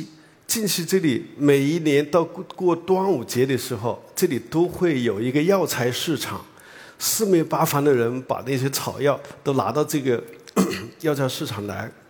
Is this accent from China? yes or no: yes; Hunan, China; 那么我呢是。在湖南长大的，呃，然后到了生物王国